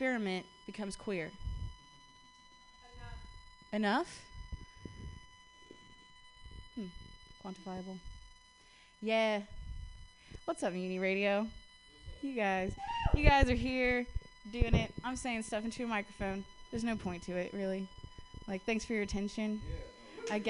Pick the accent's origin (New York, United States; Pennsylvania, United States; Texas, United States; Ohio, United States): Ohio, United States; Columbus; now in San Francisco, United States; I'm from Columbus. I was raised by, like, lesbian parents in the Midwest.